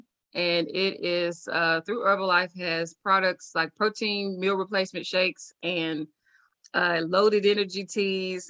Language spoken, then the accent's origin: English; Nashville, Tennessee, United States; I grew up in Nashville, Tennessee